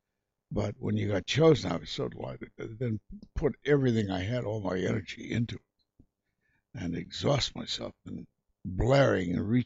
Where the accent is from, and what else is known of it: Kansas City, United States; moved away